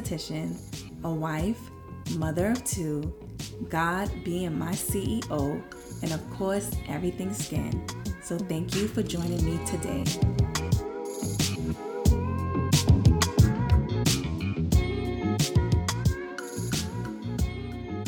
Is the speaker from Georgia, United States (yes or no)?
no; New York City, New York, United States; I was born and raised in Flatbush, Brooklyn